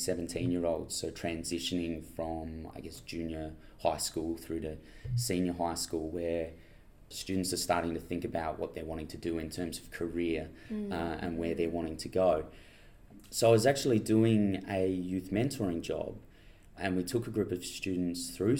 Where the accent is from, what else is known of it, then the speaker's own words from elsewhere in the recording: Mildura, Victoria, Australia; moved away as an adult; also born or lived in Bathurst, New South Wales; now in Adelaide, Australia; I was born in Bathurst in New South Wales and made my way down to Mildura, grew up there, went to high school in Victoria, and then came across to Adelaide about 7 years ago now